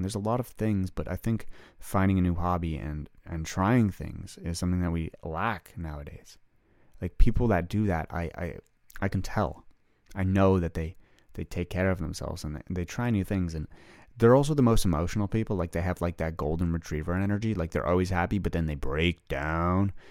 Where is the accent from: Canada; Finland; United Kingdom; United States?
Canada; I'm a Canadian boy, I played hockey